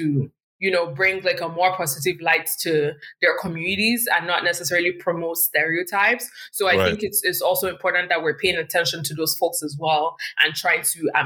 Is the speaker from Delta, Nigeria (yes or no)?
yes; Warri, Delta, Nigeria; now in Canada; I come from Warri, and, you know, when I was there, like SPDC or Shell was one of the big companies there